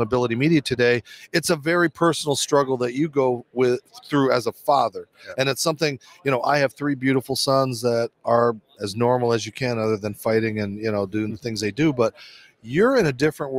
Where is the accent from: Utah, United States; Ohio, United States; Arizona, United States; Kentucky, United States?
Arizona, United States; my home state